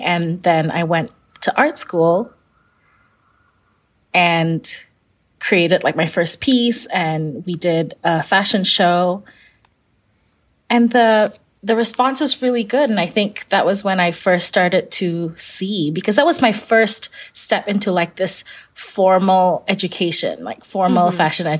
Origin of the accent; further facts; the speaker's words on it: Kuala Lumpur, Malaysia; I grew up in Kuala Lumpur, Malaysia, and she would encourage me to pick out a few fabrics